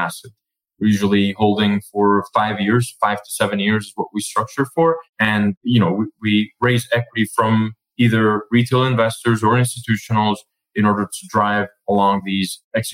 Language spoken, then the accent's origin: English; Colombia; now in United States; we were originally born and raised in Colombia. So we're both foreigners in the States